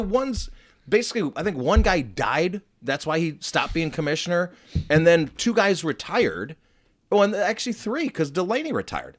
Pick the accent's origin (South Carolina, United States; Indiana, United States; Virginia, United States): Indiana, United States; I grew up in Indiana.